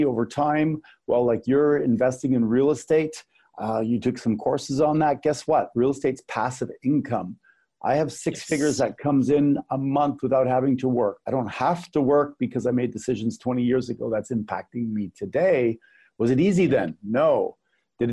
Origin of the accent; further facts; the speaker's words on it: Canada; I'm Canadian